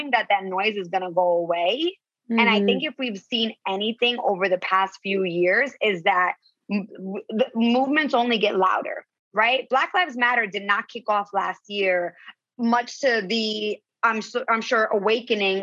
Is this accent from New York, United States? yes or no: yes; New York, United States; also born or lived in Costa Rica; now in Los Angeles, United States; I was born in New York and then I'm in L.A. and I did live in Costa Rica